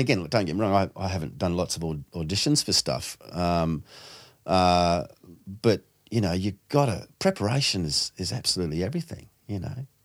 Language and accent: English; New Zealand; now in Sydney, Australia; being a Kiwi